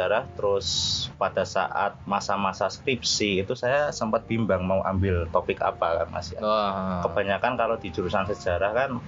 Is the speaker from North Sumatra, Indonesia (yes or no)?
no; Kudus, Central Java, Indonesia; born or raised there